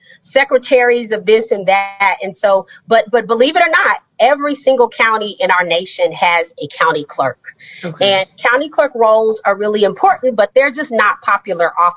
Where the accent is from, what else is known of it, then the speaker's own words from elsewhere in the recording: Austin, Texas, United States; now in Houston, United States; I'm a Texas girl. I was raised in Austin, Texas, and moved to Houston more than 20 years ago